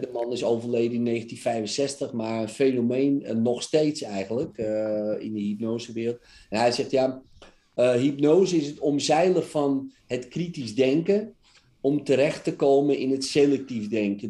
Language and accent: Dutch; Netherlands; Wij zijn Nederlanders